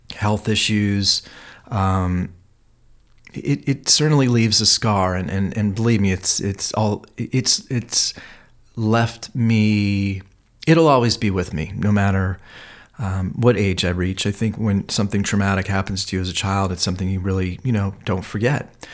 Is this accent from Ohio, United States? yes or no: yes; Cleveland, Ohio, United States; moved away as an adult; now in Los Angeles, United States; growing up in Cleveland, uh, there was a lot of history of health and disease there